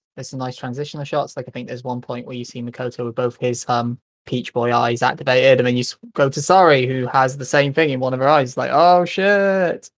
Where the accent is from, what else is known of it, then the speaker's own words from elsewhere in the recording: United Kingdom; I grew up in Britain